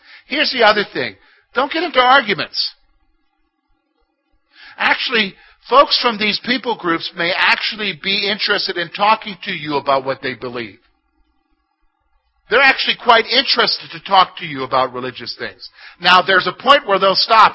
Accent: South Carolina, United States; also born or lived in Columbia, South Carolina; now in Clearfield County, Pennsylvania, United States; I come from South Carolina.

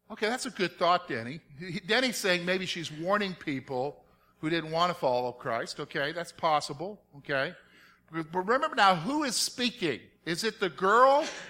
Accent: the South, United States; moved away; growing up in the South

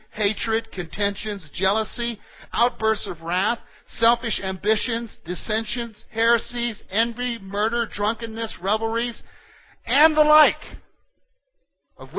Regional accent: South Carolina, United States; moved away; I grew up in South Carolina

